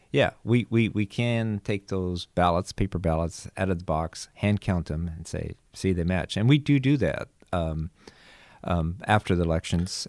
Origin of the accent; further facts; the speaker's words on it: Nebraska, United States; moved away; also born or lived in New Mexico; I'm from Nebraska